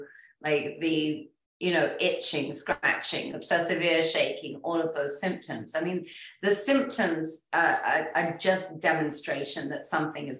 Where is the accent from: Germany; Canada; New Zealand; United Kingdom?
United Kingdom; England; I'm English